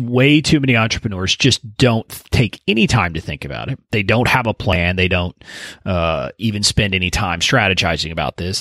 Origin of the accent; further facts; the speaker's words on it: Deep South Texas, United States; I'm originally from Deep South, Texas, about five miles from the Mexican border, where I was born and raised